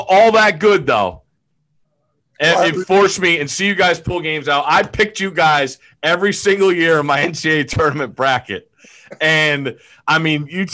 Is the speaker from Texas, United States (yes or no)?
no; just outside New Haven, Connecticut, United States; I grew up just outside New Haven